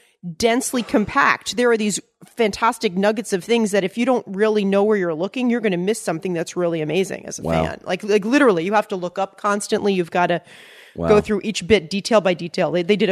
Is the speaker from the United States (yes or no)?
yes; Long Island, New York, United States; I mean, I'm from Long Island